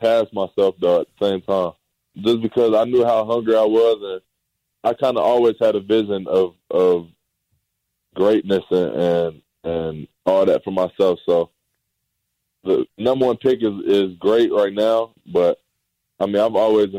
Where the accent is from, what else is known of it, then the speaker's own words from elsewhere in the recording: Dallas, Texas, United States; The Mavs was my hometown team